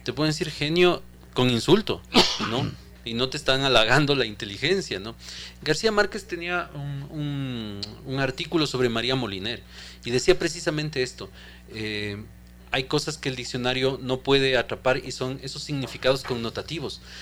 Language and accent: Spanish; Ecuador; lo que somos los ecuatorianos